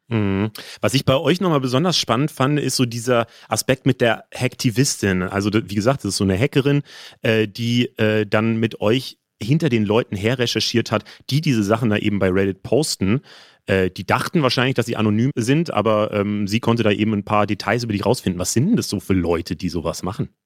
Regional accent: Frankfurt am Main, Hesse, Germany; moved away; ich bin ja in Frankfurt groß geworden

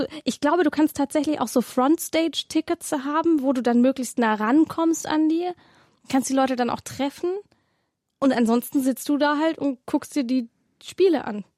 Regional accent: Swabia, Baden-Württemberg, Germany; ich komme ja aus Schwaben

